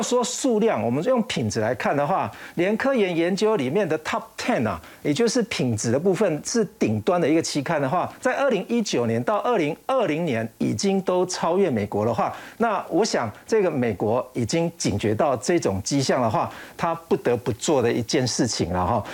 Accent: Taiwan; 我们台湾人

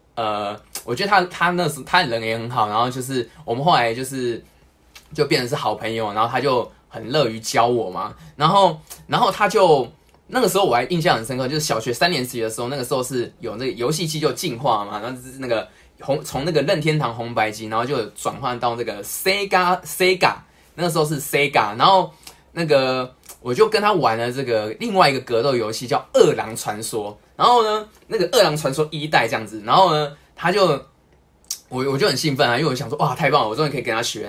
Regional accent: Taipei, Taiwan; 我是台北人

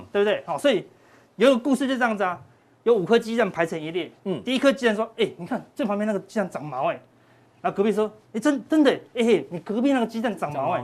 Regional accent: Taiwan; 我们台湾人

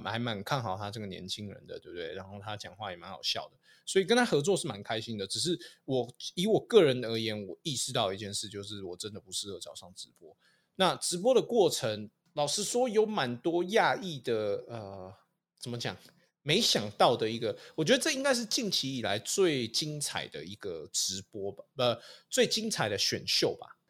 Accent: Canada; also born or lived in Vancouver, Canada; now in Taiwan; 回加拿大，就是我的老家去

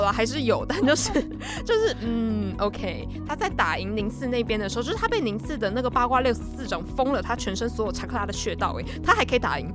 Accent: Taiwan; 我们台湾人

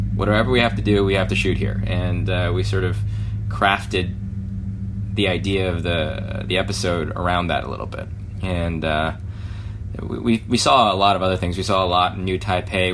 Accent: California, United States; born or raised there

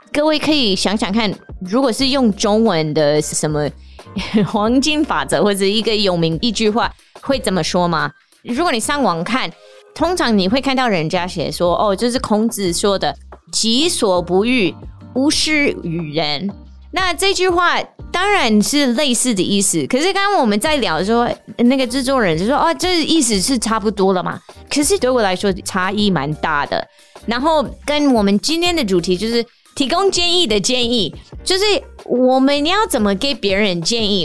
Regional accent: United States; Chinese is a second language; now in Taiwan; 我有时候是不是美国人也不是台湾人，但有时候我也是美国人，又是台湾人

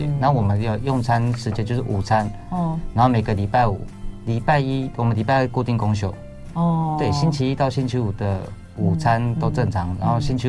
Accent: Keelung, Taiwan; 我是基隆人。

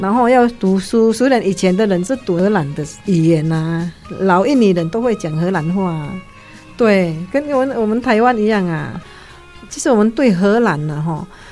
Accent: Kalimantan, Indonesia; moved away; 他们的马来风格跟我们加里曼丹的又有一点不一样

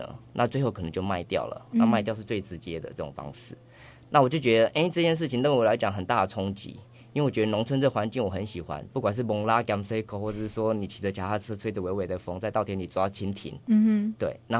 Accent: Taiwan; 然后就觉得哎，我们还蛮多关联的，嗯哼，然后就这样，其实我们台湾人很喜欢日本

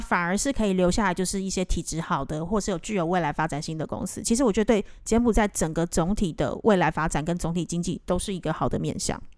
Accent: Taiwan; now in Cambodia; 我们在这边工作这么久的台湾人

